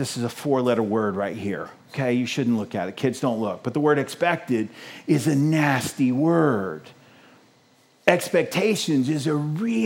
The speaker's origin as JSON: {"language": "English", "country": "United States", "said": "us as American Christians"}